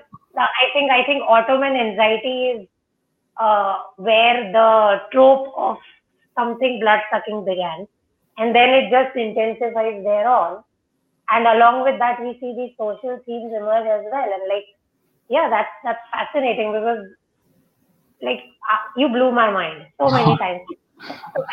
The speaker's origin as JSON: {"language": "English", "country": "India", "said": "we in India as well, we have now privatized everything"}